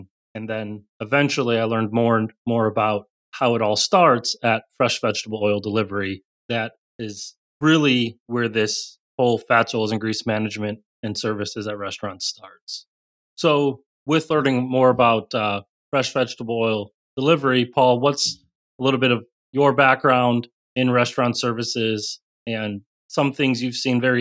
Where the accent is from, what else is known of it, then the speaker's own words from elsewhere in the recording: Chicago, Illinois, United States; moved away; also born or lived in South Carolina; Growing up in Chicago, been really used to colder weather.